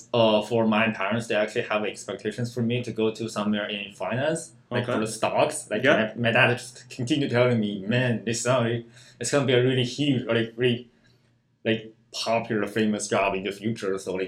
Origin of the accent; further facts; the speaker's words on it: China; English is a second language; moved away as an adult; now in Canada; I come from China, so I'm an international student.